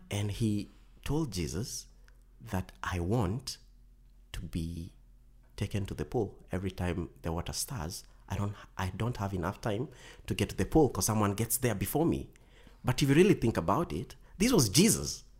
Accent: Kenya; our communities back in Kenya

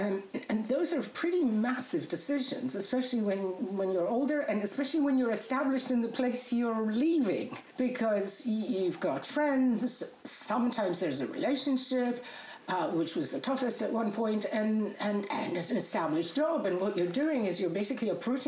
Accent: Poland; English is a second language; You know, when I was growing up in Poland in communist days, it was it wasn't that easy to travel, right?

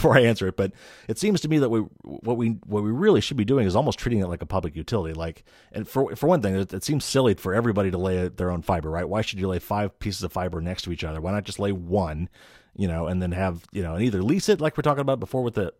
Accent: North Carolina, United States; I'm from North Carolina

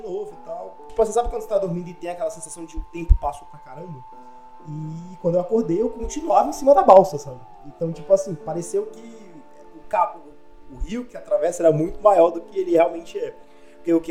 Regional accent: Pará, Brazil; now in Palmas, Brazil; eu moro em Palmas, né? Mas eu sou do Pará e eu tenho família no Pará

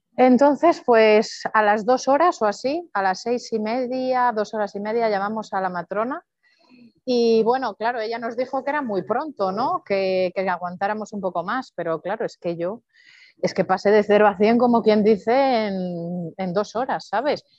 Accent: Palencia, Castile and León, Spain; also born or lived in Madrid; now in Andorra; soy de Palencia, nací en Palencia con P

